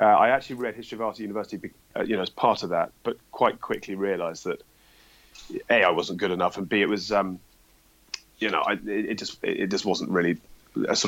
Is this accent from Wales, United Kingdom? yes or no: no; Dorset, South West England, United Kingdom; also born or lived in Edinburgh; now in London, United Kingdom; I grew up in Dorset. I live in London